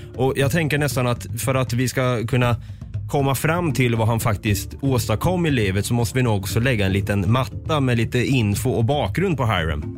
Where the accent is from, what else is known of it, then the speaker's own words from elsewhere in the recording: Östergötland, Sweden; accent: östgötska; har min östgötska blivit värre förresten? Eller bättre?